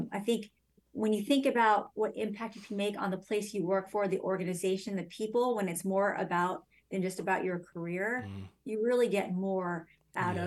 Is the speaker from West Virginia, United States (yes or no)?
no; Phoenix, Arizona, United States; I grew up in Phoenix